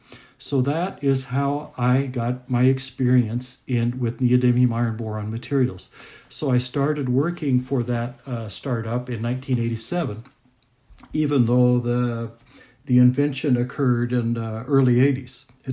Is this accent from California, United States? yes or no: no; Indiana, United States; So I'm located in Indianapolis, Indiana. Indiana is my home state, and so this is a great thrill for me.